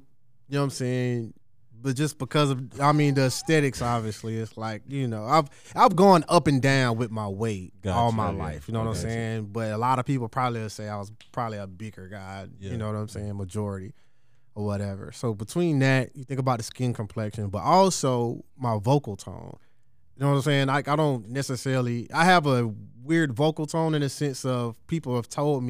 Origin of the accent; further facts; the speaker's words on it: Georgia, United States; certain people didn't even know I was from the South or didn't know that I was from Georgia.